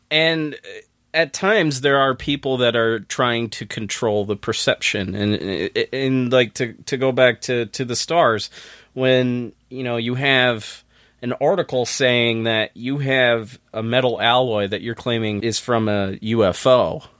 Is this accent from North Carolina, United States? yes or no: no; Saranac Lake, New York, United States; my neck of the woods in my hometown